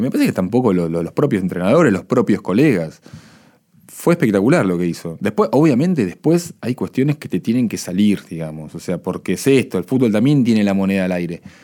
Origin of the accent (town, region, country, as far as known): Argentina